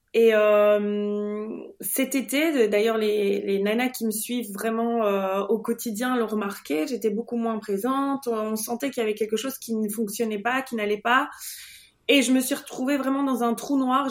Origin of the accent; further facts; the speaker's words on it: Belgium; je suis belge